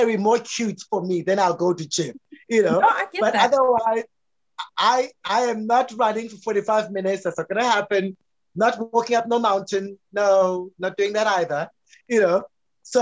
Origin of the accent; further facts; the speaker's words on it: South Africa; a patriarchal man growing up in South Africa